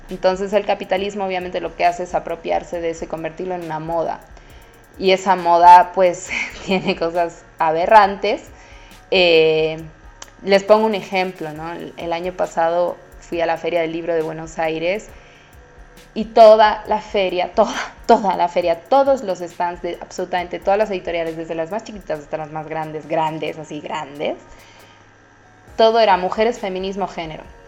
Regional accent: Bolivia

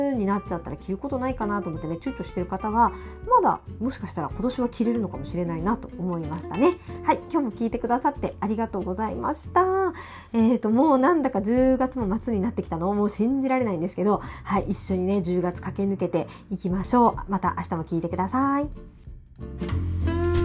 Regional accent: Miyazaki, Japan; moved away; 宮崎に私の出身地宮崎

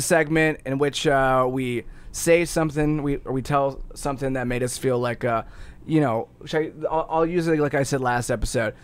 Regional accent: Ohio, United States; moved away; also born or lived in Chicago; I'm originally from Ohio

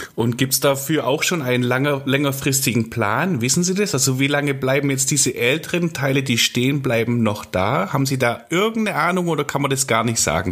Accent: Sindelfingen, Baden-Württemberg, Germany; bei uns in Sindelfingen

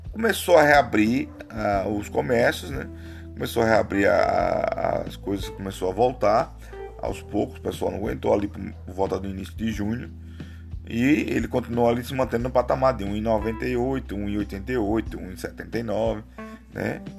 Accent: Aracaju, Sergipe, Brazil; now in São Paulo, Brazil; eu estou em São Paulo, eu moro em São Paulo por enquanto, mas eu sou de Aracaju, Sergipe, todo mundo que me acompanha sabe.

